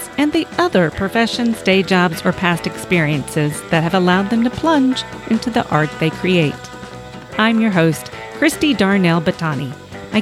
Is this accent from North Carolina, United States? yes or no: no; Texas, United States; As a Texan